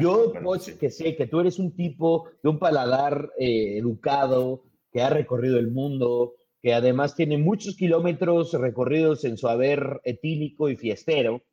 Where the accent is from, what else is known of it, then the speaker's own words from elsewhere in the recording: Mexico City, Mexico; forma parte de nuestro ADN como chilango el taco del bajón